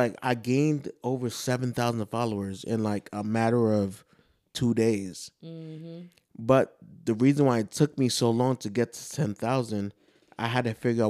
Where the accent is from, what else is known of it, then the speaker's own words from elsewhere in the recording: New York, United States; moved away; also born or lived in Georgia; The thing is, I didn't experience racism until I moved to Georgia. Because I'm from New York.